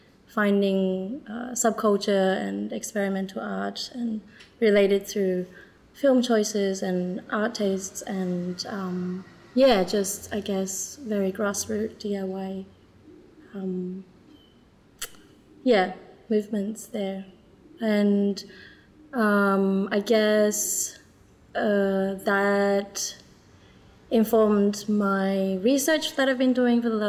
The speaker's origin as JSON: {"language": "English", "town": "Sydney", "region": "New South Wales", "country": "Australia", "tie": "born or raised there", "also_born_or_lived": "China / Rotterdam, Netherlands", "moved": "as an adult", "lives_now": "Netherlands", "said": "I was born in China and I immigrated to Sydney when I was six, and I left Sydney when I was 20 to move to Holland for an exchange. And I never moved back."}